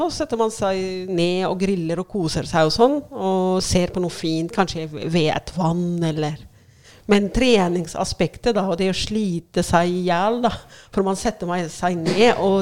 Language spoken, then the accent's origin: Norwegian; Cairo, Cairo Governorate, Egypt; Norwegian is a second language; moved away as an adult; now in Oslo, Norway; Eh, og jeg kom fra Kairo til eh, Oslo i 2002 eh, sammen med mannen min eh, Mohammed, eh, som jeg ble forelska i i Egypt, Kairo.